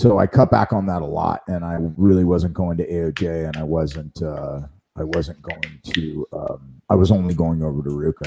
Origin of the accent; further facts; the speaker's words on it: Las Vegas, Nevada, United States; also born or lived in New Orleans, Louisiana / California / Naples, Florida / Pensacola, Florida; now in Newport Beach, United States; I was born in New Orleans. I was raised in Vegas